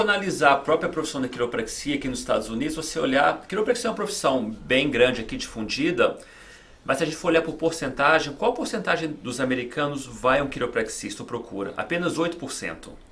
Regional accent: Belo Horizonte, Minas Gerais, Brazil; moved away as an adult; also born or lived in Los Angeles, California, United States; now in Miami, United States; voltei ah. para o Brasil com 7 anos de idade. Passei a minha infância, juventude lá no Brasil

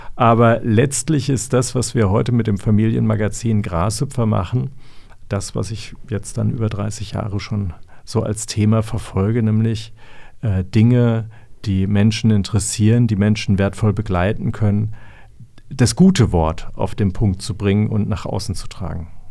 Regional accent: Erlensee, Hesse, Germany; also born or lived in Königstein / Frankfurt; ich bin in Erlensee aufgewachsen

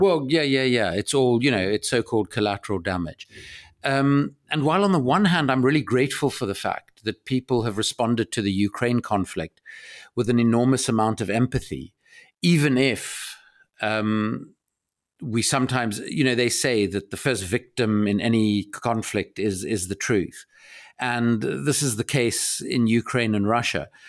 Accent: South Africa; I grew up in South Africa

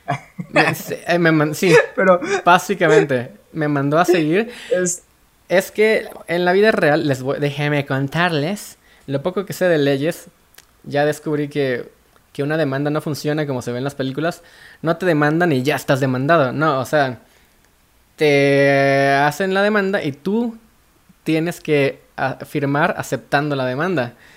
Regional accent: Veracruz, Mexico; also born or lived in Guadalajara; now in Mexico City, Mexico; En, en Veracruz, yo soy de Veracruz.

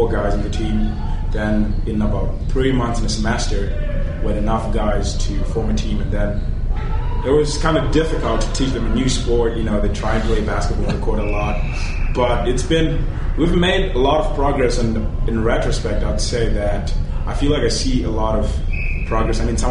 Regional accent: Zimbabwe; moved away as an adult; now in Minnesota, United States; Originally from Zimbabwe

